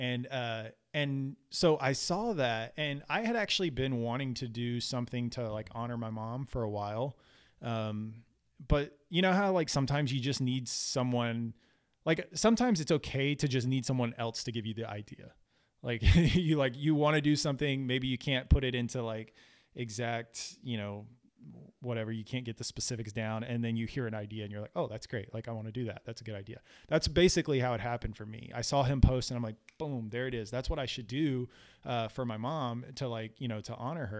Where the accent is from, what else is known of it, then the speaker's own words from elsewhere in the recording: Florida, United States; moved away; also born or lived in South Texas; where I grew up in Florida